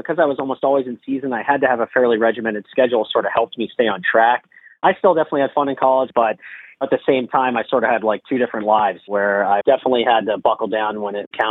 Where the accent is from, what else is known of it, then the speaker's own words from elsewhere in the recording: Mount Lebanon, Pennsylvania, United States; also born or lived in Philadelphia, Pennsylvania / New York; bring the things I've learned throughout medical school and training back to my hometown